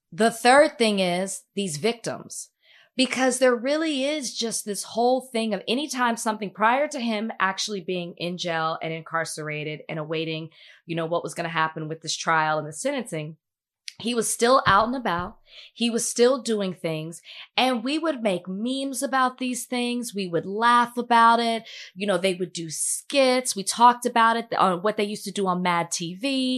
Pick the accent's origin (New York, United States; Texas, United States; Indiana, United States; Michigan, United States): Texas, United States; Dallas; moved away; I'm a black woman. I'm from Dallas